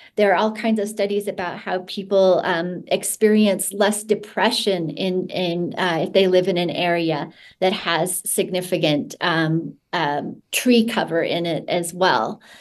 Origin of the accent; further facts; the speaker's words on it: Utah, United States; I grew up in Utah, and one thing I knew is that there's no fireflies here